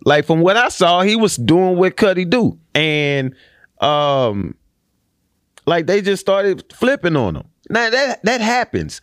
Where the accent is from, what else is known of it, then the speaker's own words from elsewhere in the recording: Houston, Texas, United States; now in Austin, United States; I'm from Houston